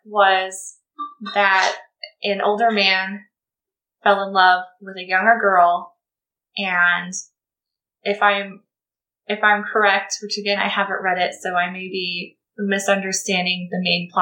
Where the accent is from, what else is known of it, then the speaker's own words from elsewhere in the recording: United States; I'm American